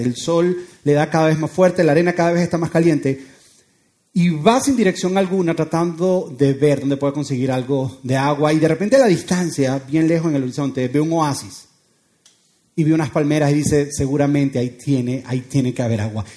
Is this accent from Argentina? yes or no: no; Venezuela; moved away